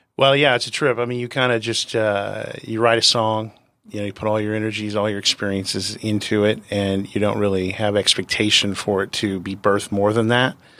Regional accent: San Diego, California, United States; I'm born and raised in San Diego

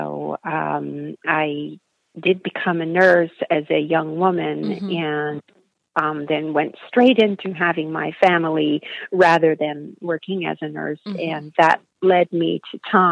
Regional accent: Sudbury, Ontario, Canada; now in southern Ontario, Canada; I'm originally from a small city in northern Canada called Sudbury. It's a mining town

